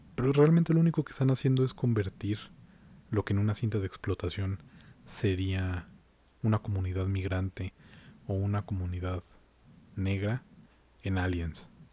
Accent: Mexico; como mexicano

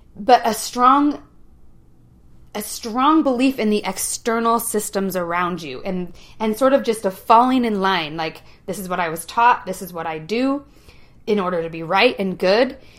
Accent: Utah, United States; I grew up in Utah County

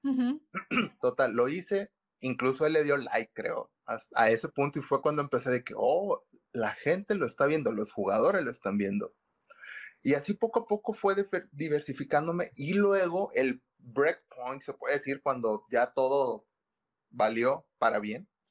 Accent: Monterrey, Nuevo León, Mexico; soy de Monterrey, Nuevo León

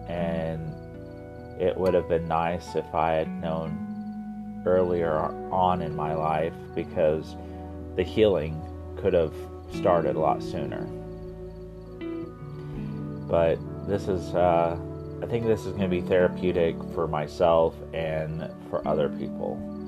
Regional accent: Midwest, United States; growing up in the Midwest and gay is a story in itself. Living in an ultra-conservative family, being the only boy out of four children

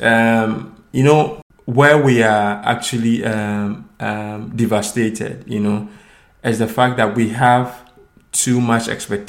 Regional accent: Ghana; moved away as an adult; now in Malmö, Sweden; my home country, Ghana

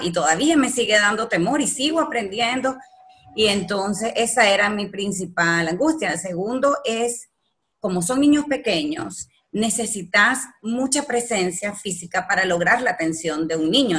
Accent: El Salvador; moved away as an adult; now in Nicaragua; yo soy salvadoreña y entonces toda mi familia

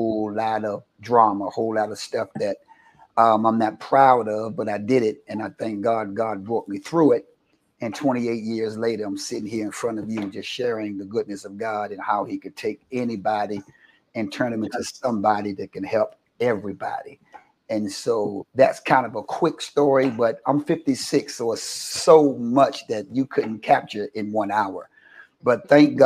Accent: Washington, District of Columbia, United States; I've been born and raised in Washington, D.C., been here all my life, raised in the church

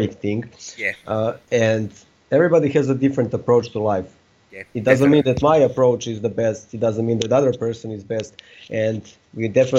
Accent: Serbia; I come from Serbia, and we are isolated

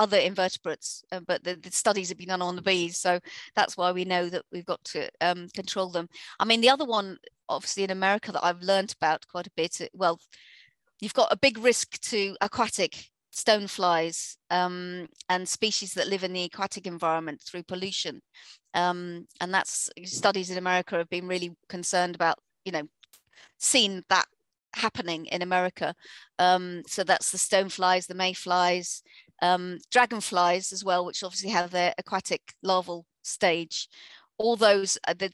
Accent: Harpenden, East of England, United Kingdom; my hometown in Hartmondon, Hertfordshire

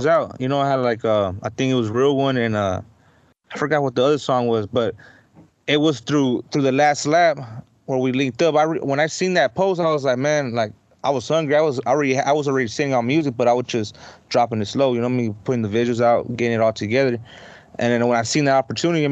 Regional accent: Brawley, California, United States; I grew up in the East Side and shit out there in Brawley

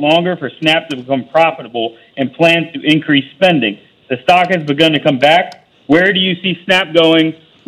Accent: Pennsylvania, United States; now in California, United States; I grew up in Pennsylvania.

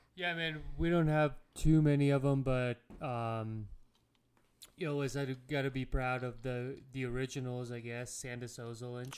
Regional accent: Latvia; moved away; I'm from Latvia

